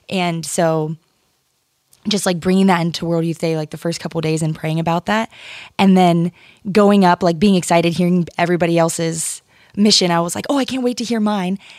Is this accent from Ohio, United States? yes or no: yes; Ohio, United States; moved away as an adult; also born or lived in Connecticut; now in Port Chester, United States; I'm originally from Ohio